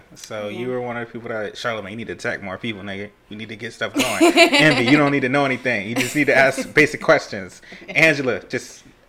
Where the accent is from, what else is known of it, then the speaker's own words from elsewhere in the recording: Tampa, Florida, United States; I'm from Tampa